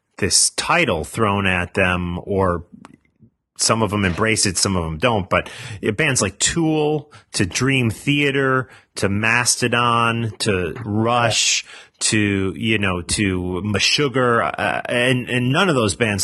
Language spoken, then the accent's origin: English; United States; As an American, I was recently up in Canada